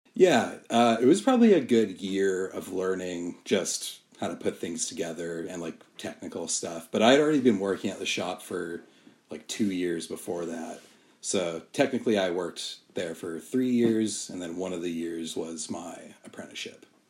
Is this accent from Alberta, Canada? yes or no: yes; Calgary, Alberta, Canada; I grew up in Calgary